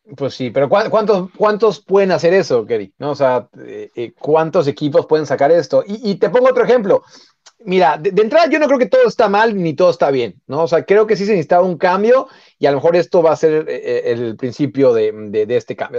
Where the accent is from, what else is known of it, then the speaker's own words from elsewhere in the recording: Mexico; nosotros como mexicanos